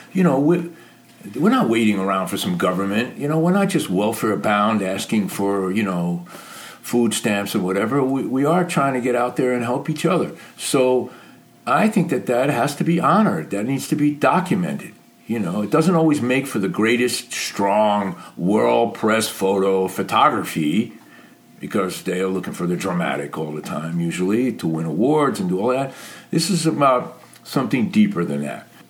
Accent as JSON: {"language": "English", "town": "New York City", "region": "New York", "country": "United States", "tie": "born or raised there", "said": "growing up in New York City"}